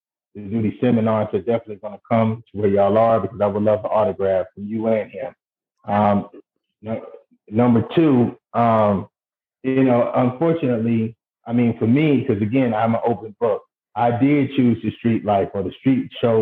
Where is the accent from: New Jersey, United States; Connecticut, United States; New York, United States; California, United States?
New York, United States; New York City; growing up in Brooklyn, New York